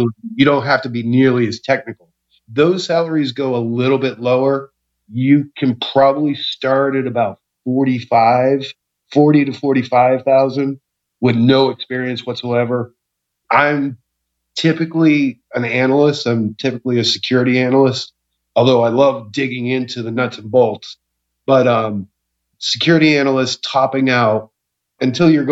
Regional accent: Norristown, Pennsylvania, United States; I grew up in Norristown, Pennsylvania

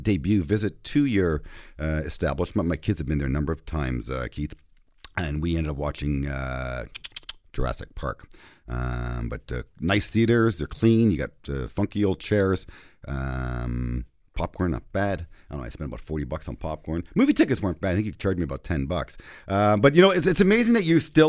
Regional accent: Toronto, Ontario, Canada; also born or lived in Minden, Ontario; I'm from Toronto

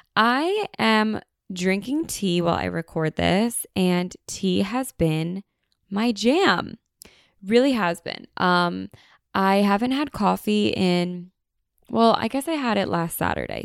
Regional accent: United States; we are so American

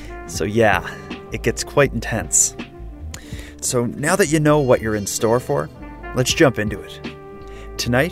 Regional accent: Halifax, Nova Scotia, Canada; my hometown here in Halifax

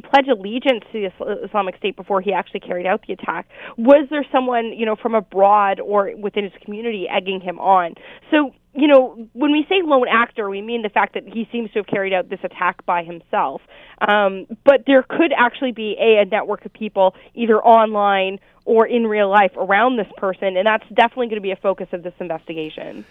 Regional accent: Oshawa, Ontario, Canada; moved away; I'm originally from Oshawa

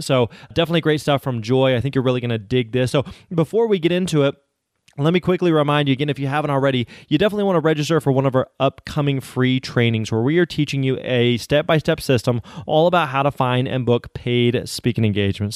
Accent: Springfield, Missouri, United States; I grew up in Springfield, Missouri

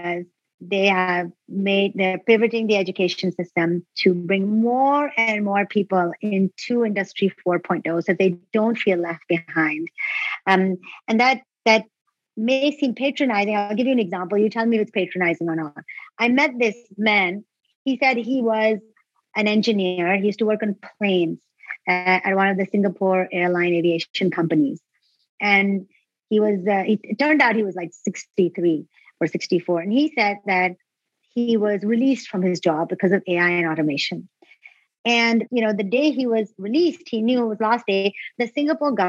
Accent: Pakistan; moved away; I'm from Pakistan originally

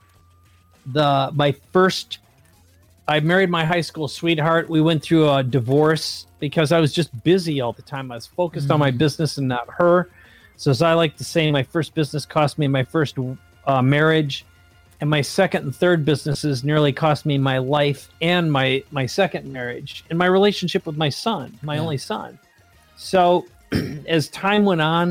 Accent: Minnesota, United States; growing up in Minnesota where the winters are extraordinarily cold

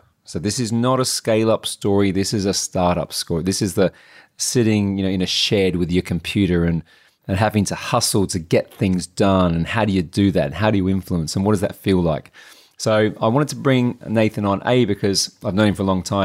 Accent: Adelaide, South Australia, Australia; moved away; we grew up together in Adelaide, South Australia

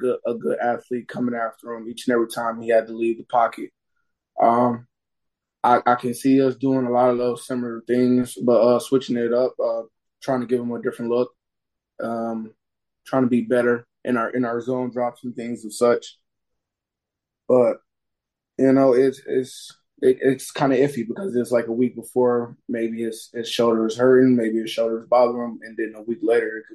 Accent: Flint, Michigan, United States; Mark Ingram, who's from my hometown, Flint, Michigan.

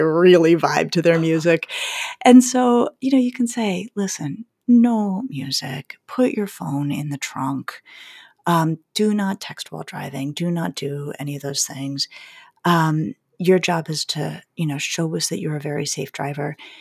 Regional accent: Colorado, United States; I grew up skiing in Colorado

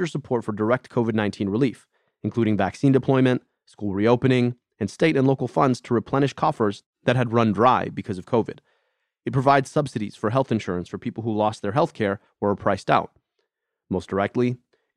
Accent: Ann Arbor, Michigan, United States; my hometown of Ann Arbor

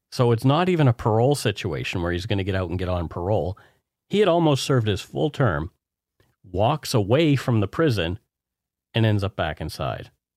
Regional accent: East Coast, Nova Scotia, Canada; born or raised there; now in British Columbia, Canada

